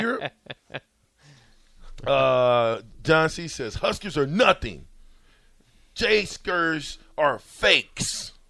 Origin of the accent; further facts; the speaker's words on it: Omaha, Nebraska, United States; I'm from Omaha.